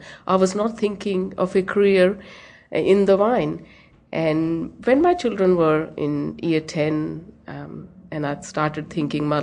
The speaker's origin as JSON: {"language": "English", "country": "India", "tie": "born or raised there", "moved": "as an adult", "lives_now": "Australia", "said": "growing up in India for those 20 years"}